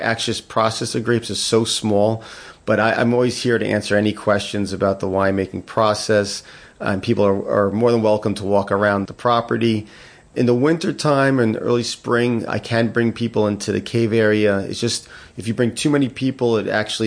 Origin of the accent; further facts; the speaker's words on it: Mahwah, New Jersey, United States; moved away; I'm originally from Mahwah, New Jersey